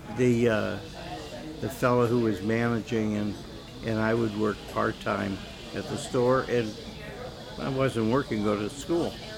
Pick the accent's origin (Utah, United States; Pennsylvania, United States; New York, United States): Pennsylvania, United States; Erie; I was born in Erie, Pennsylvania, which is uh, right on Lake Erie